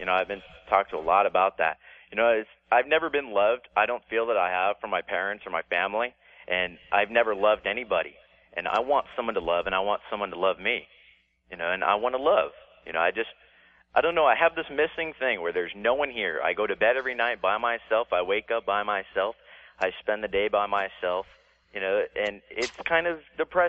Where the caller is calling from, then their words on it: Canoga Park, California, United States; Canoga Park.